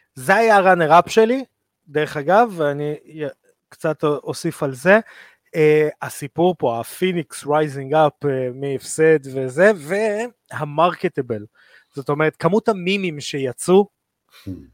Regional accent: Israel; אנחנו כישראלים

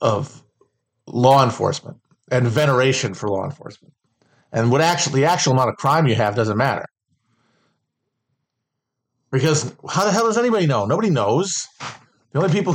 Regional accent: Midwest, United States; When you're from a lower to middle class family in the Midwest

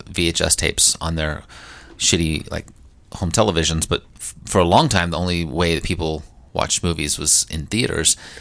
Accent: Statesville, North Carolina, United States; my hometown of Statesville, North Carolina

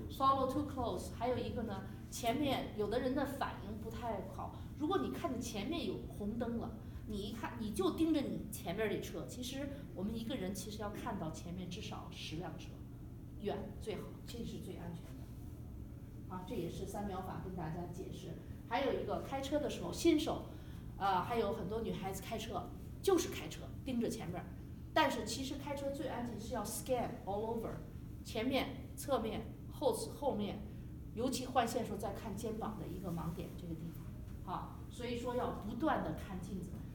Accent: China; now in United States; 因为我们中国人没有翻译，吃了很多的亏

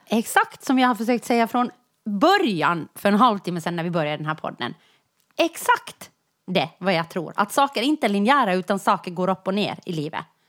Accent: Jakobstad, Ostrobothnia, Finland; moved away; när jag växte upp i Jakobstad

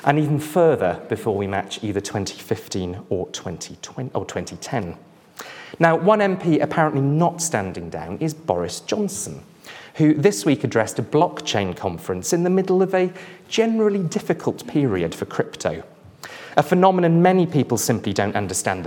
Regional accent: Wales, United Kingdom; as a Welshman

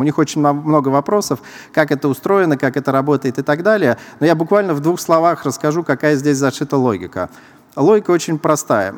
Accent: Saint Petersburg, Russia; Я сам из Санкт-Петербурга

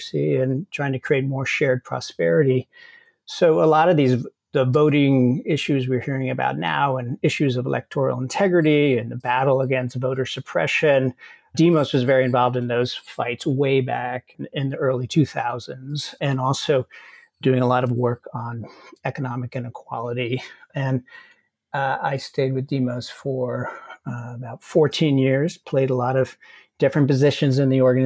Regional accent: Hastings-on-Hudson, New York, United States; I grew up in Hastings-on-Hudson, which is a town outside New York City on the river

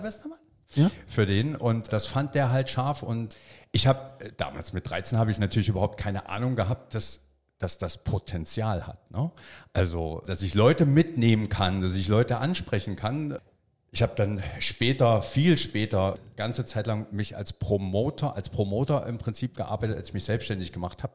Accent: Freiberg, Saxony, Germany; Ich habe mit 13 auf dem Rummelplatz in meiner Heimatstadt Freiberg damals Lose verkauft.

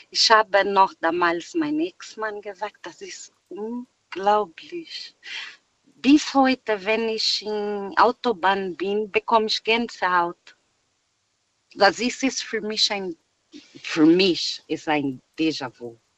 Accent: Brazil; German is a second language; weil ich komme aus Brasilien.

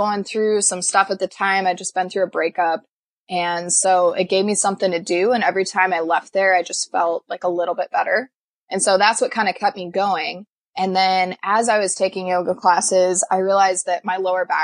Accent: Iowa, United States; also born or lived in Des Moines, Iowa; I was born and raised in Des Moines, and then we moved over to the Quad Cities when I was in elementary school, and we lived here ever since

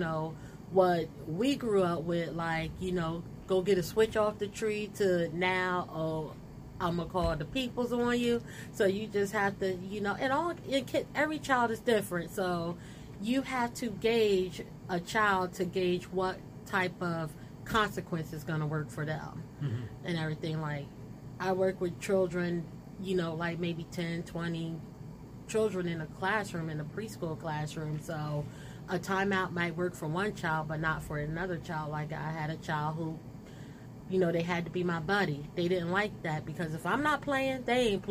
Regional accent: Trenton, New Jersey, United States; I was born and raised in Trenton, so I am a true Trentonian

